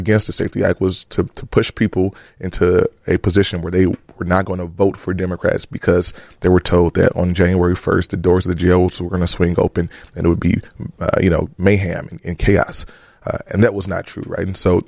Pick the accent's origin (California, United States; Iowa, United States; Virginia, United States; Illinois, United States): Illinois, United States; Chicago; also born or lived in New Orleans; I went to these schools. I played in these parks. This is my city. Chicago is who I am.